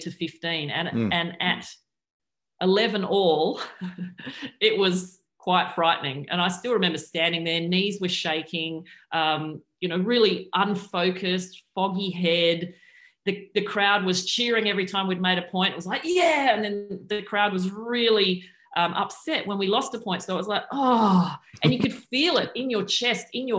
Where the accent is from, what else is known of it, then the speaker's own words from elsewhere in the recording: Adelaide, South Australia, Australia; where I grew up in Adelaide